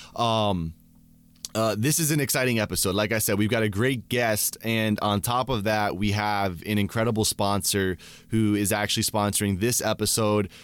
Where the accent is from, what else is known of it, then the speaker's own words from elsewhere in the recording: Gainesville, Florida, United States; now in Tampa, United States; we were in Gainesville. Um, yep. That's where I was raised.